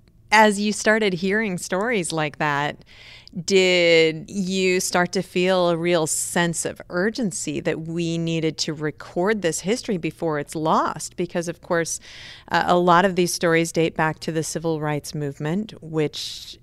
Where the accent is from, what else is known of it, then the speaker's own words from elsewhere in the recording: Cedar Falls, Iowa, United States; I grew up in Cedar Falls, Iowa.